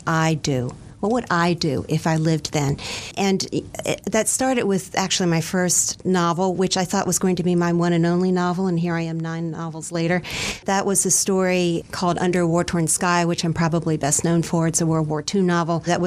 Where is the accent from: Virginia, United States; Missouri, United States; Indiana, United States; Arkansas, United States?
Virginia, United States; Fairfax County; I grew up in Fairfax County